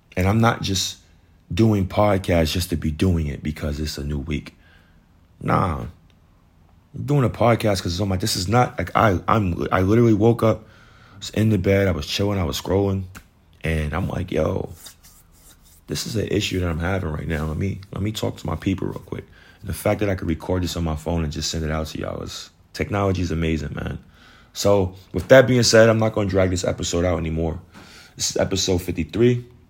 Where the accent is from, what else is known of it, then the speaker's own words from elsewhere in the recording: New York, United States; moved away as an adult; now in Georgia, United States; I live in Georgia, but I'm from New York.